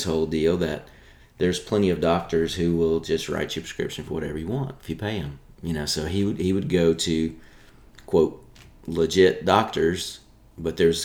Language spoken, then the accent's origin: English; Nashville, Tennessee, United States; also born or lived in Apple Valley, California / Michigan; I grew up here in Nashville